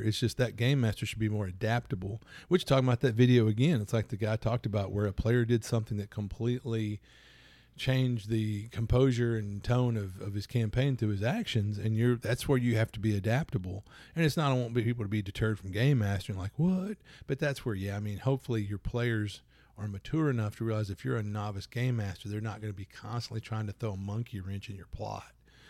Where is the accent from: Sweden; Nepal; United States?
United States; Louisiana; Plus, I'm from Louisiana.